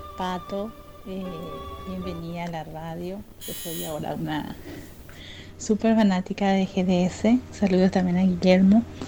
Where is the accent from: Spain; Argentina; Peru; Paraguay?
Paraguay; Asunción; soy de Asunción, Paraguay